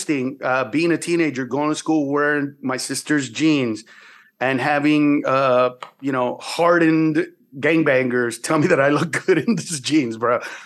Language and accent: English; San Pedro Sula, Cortés, Honduras; I was born in San Pedro Sula, Honduras.